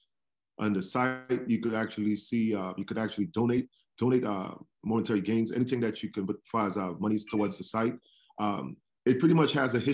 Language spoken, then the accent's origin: English; Trinidad & Tobago; now in United States; I'm originally from Trinidad and Tobago.